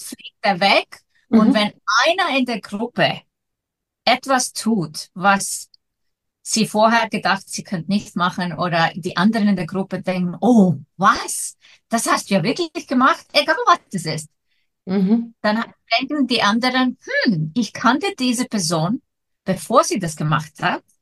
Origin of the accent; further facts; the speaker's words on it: Iceland; ich komme aus Island